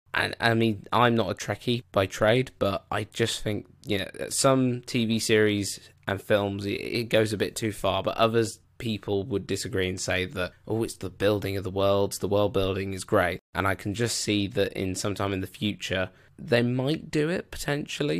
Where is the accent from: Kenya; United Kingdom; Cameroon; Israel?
United Kingdom; I'm a Brit